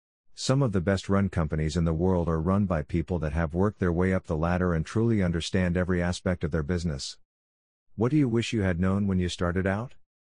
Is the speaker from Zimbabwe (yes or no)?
yes; Zimbabwe; I may be being biased as I am originally from Zimbabwe.